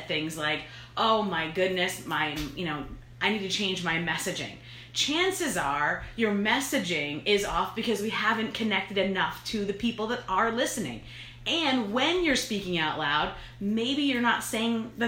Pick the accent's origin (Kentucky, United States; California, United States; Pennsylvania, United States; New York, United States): New York, United States; I'm from New York